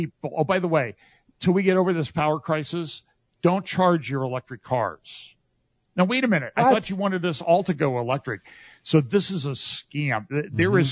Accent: United States; I grew up in America

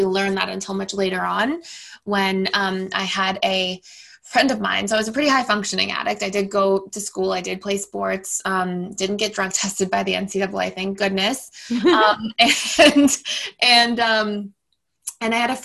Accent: Toronto, Ontario, Canada; also born or lived in United States; I'm born and raised in Toronto, Canada.

